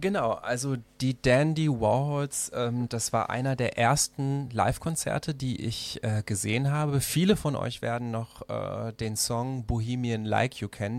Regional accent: Mechernich, North Rhine-Westphalia, Germany; moved away as an adult; also born or lived in Brazil / Düsseldorf; now in Berlin, Germany; aufgewachsen bin ich in Mechernich in der Eifel

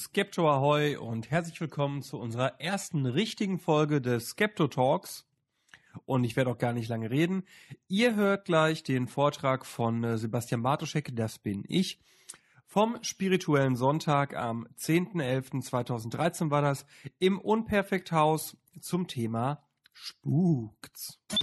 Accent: Germany; wir sind ja Deutsche

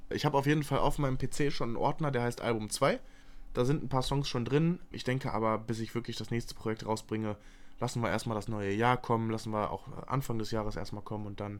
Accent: Moers, North Rhine-Westphalia, Germany; Ich bin auch in Mörs zur Schule gegangen.

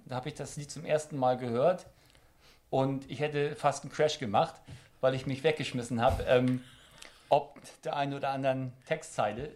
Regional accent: Hamburg, Germany; now in Düsseldorf, Germany; ich komme ja aus Hamburg

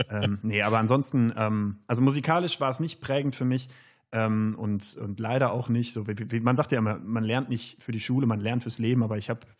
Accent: Wadersloh, North Rhine-Westphalia, Germany; now in Cologne, Germany; aus dem ganz östlich, südöstlichsten Zipfel, aus Wadersloh. Das ist ein schönes kleines Dorf

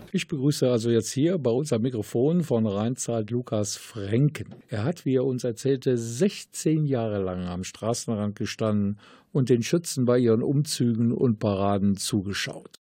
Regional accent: Willich, North Rhine-Westphalia, Germany; bei uns in Willig

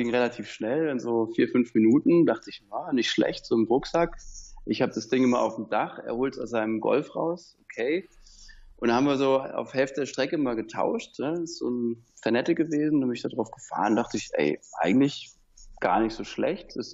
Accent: Southern Germany, Germany; ich komme aus dem Süden Deutschlands, da gab es keine Welle, also konnte ich das ganz selten machen.

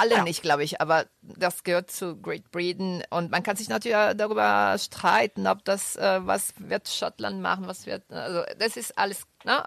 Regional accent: Rome, Lazio, Italy; now in Düsseldorf, Germany; ich komme aus Rum

